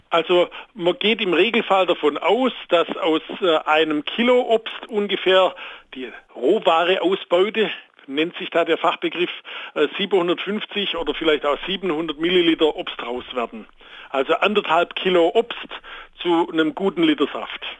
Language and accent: German; Baden-Württemberg, Germany; moved away; Jawohl, ich komme ursprünglich aus Baden-Württemberg, aber ich war auch viel in Schleswig-Holstein, Mecklenburg-Vorpommern, Berlin, Saarland